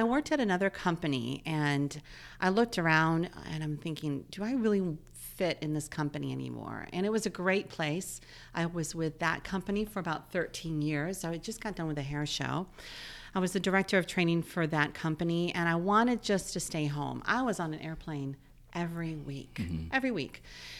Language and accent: English; North Carolina, United States; I am from North Carolina.